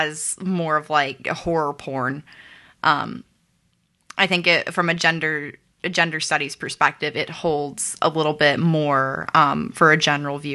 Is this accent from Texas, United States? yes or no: yes; Texas, United States; I'm from Texas